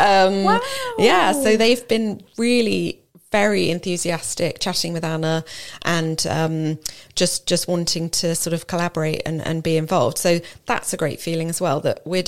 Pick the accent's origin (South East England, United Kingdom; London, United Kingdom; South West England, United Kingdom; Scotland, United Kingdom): South East England, United Kingdom; Marlow; I grew up in Marlow